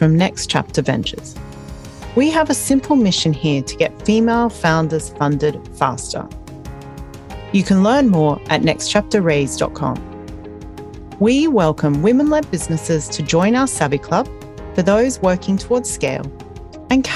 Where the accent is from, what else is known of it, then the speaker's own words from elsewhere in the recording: Australia; Being an Australian, growing up with ants